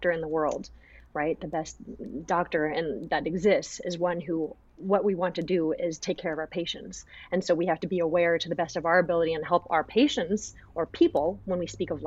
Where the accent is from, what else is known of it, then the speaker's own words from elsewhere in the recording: United States; I grew up here in America, but I came from a really traditional family